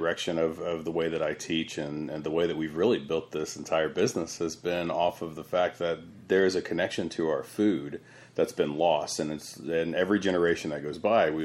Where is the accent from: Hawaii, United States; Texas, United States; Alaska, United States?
Texas, United States; San Antonio; I was raised here in South Texas, and we had a family farm out in Yoakum